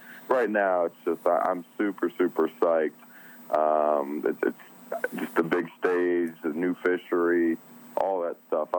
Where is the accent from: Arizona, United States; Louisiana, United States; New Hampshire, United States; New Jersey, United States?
New Jersey, United States; Hey, so I'm originally from New Jersey, so I still got a little bit of that in me, although my voice may be turning a little more southern.